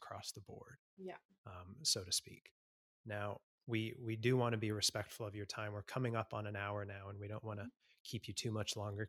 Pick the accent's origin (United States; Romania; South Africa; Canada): Canada; also born or lived in Sydney; now in Melbourne, Australia; a Canadian living in Australia